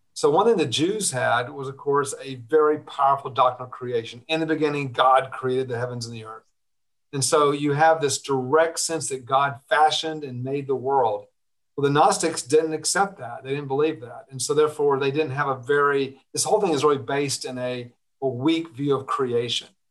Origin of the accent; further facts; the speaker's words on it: Atlanta, Georgia, United States; I was born in Georgia, and uh, very early on, I, I, happened to grow up in a, an exclusively Jewish neighborhood in Atlanta.